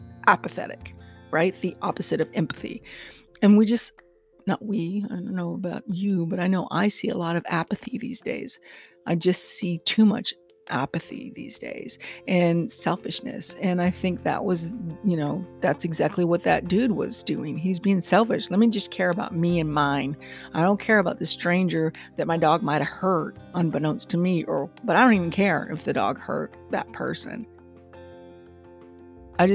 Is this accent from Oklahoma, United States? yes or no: no; Texas, United States; I am a Texan